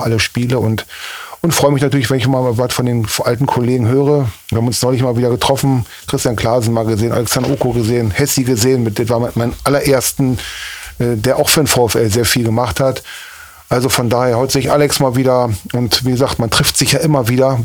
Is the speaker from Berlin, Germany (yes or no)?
yes; Berlin, Germany; moved away as an adult; also born or lived in Cologne / Mönchengladbach; now in Osnabrück, Germany; Bin Berliner Junge, lebe seit 30 Jahren in diesem Jahr in Osnabrück